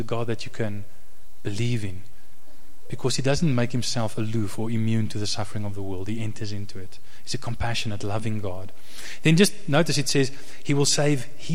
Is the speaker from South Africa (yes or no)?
yes; South Africa; Even though I'm a South African, I'm not a Jew like Jesus. I'm a South African